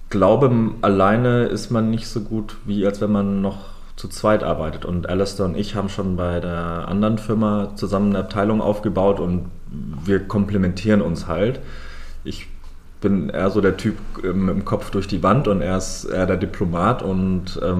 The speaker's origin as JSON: {"language": "German", "region": "Lake Constance area", "country": "Germany", "tie": "born or raised there", "said": "Also ich bin am Bodensee im schönen Süden aufgewachsen, ähm, bin dann ähm, nach meinem Fachabi ähm, nach Hamburg gezogen"}